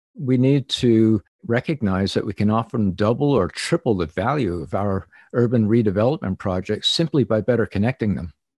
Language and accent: English; New Jersey, United States; I grew up in New Jersey